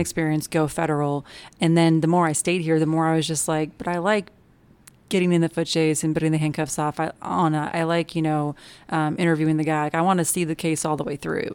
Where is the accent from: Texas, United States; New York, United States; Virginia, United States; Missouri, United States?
Missouri, United States; Kansas City; moved away as an adult; I am from Kansas City, Missouri, so Midwesterner, born and raised, and moved down here after college